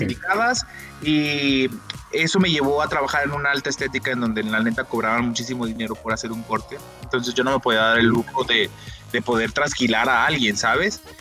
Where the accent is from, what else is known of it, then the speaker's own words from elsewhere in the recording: Chimaltitán, Jalisco, Mexico; also born or lived in Guadalajara; nací, aquí en Guadalajara, eso sí es verdad, pero toda mi vida este, viví en un pueblito que se llama Chimaltitán, Jalisco